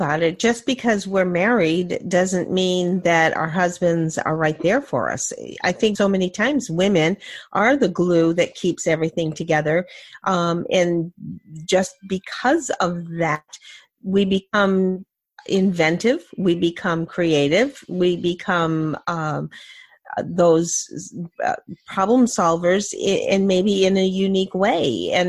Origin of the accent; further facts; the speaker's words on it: New Hampshire, United States; I'm from New Hampshire.